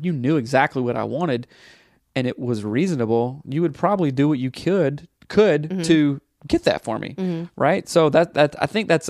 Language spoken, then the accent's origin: English; the Bible Belt, United States; growing up in the Bible Belt